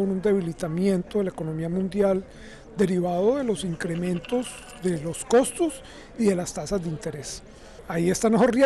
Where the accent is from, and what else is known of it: Colombia